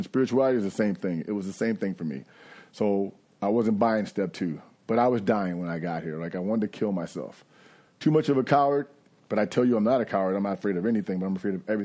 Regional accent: New York, United States; moved away; I'm from New York

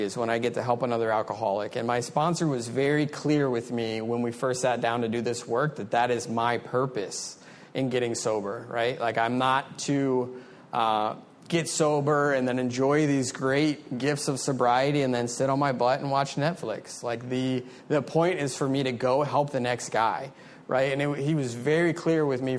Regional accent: Maryland, United States; moved away as an adult; also born or lived in Frederick, Maryland; now in South Florida, United States; I'm from Maryland originally.

